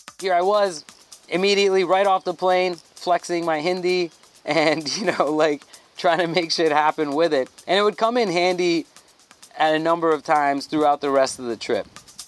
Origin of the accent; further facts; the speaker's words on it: Thailand; I grew up in Thailand around a lot of Nepali people